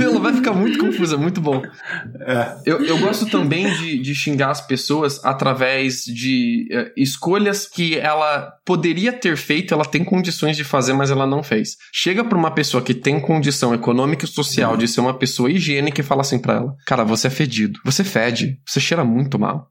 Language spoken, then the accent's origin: Portuguese; Piracicaba, São Paulo, Brazil; moved away; Eu cresci em Piracicaba, que não é uma cidade muito pequena, tem seus 400 mil habitantes, mas eu ainda considero ela uma cidade de interior, interior paulista